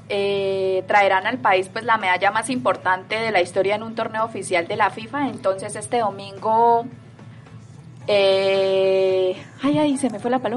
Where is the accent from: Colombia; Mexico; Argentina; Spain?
Colombia; Entonces, pues es para nosotros como colombianos un gran